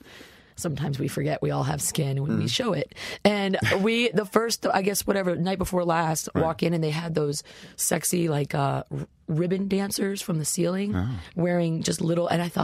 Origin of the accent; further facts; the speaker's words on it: Boerne, Texas, United States; Small town. I grew up in Bernie, so it, you know, it was 4A when I was there.